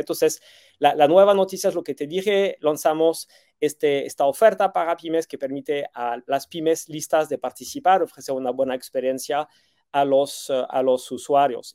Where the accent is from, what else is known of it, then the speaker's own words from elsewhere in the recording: France; moved away as an adult; now in Mexico City, Mexico; llegué a México casi 14 años atrás, tengo 20 años de experiencia, eh, me siento chilango, tengo un niño que nació aquí, un niño que nació en Francia, eh, soy más chilango tech que French tech